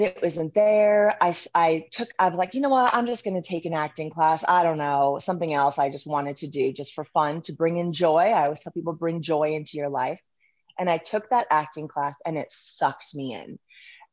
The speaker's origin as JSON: {"language": "English", "region": "Southern California", "country": "United States", "tie": "born or raised there", "also_born_or_lived": "Lincoln, Nebraska", "moved": "as an adult", "said": "I grew up in Southern California"}